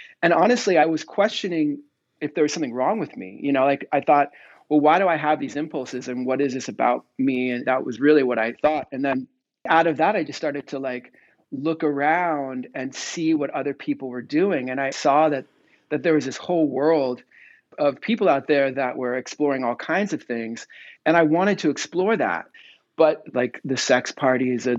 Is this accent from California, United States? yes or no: yes; near San Francisco, Northern California, United States; I grew up in Northern California, near San Francisco